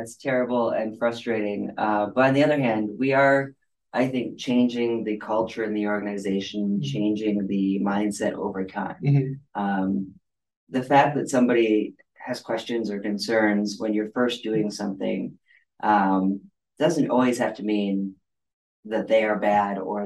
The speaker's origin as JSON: {"language": "English", "region": "Northern Michigan", "country": "United States", "tie": "born or raised there", "moved": "as an adult", "lives_now": "Washtenaw County, Michigan, United States", "said": "I grew up in Northern Michigan"}